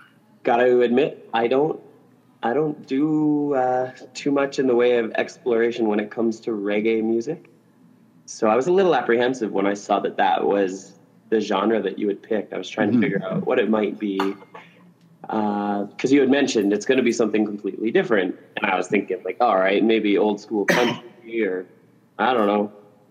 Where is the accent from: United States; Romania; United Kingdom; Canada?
Canada; I was born and raised in Canada. There's no friggin' palm trees and like it's just it's cold for 6 months of the year.